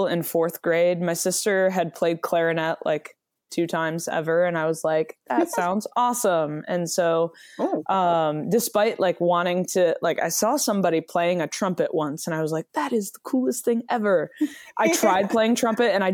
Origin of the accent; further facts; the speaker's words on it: Michigan, United States; So I grew up in Michigan.